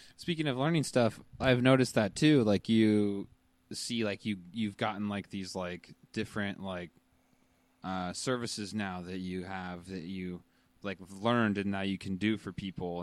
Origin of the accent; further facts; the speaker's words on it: United States; moved away as an adult; I'm from Washington